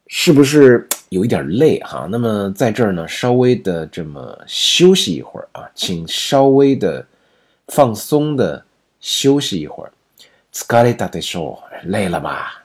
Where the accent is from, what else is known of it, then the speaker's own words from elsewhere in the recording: China; 我们中国人写的再好的文章，这个日语它不是我们的母语啊